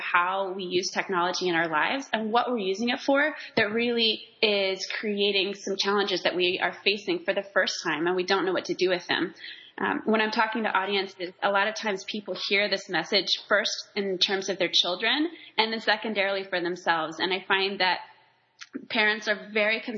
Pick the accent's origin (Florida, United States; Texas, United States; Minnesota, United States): Texas, United States; Waco; moved away as an adult; my hometown of Waco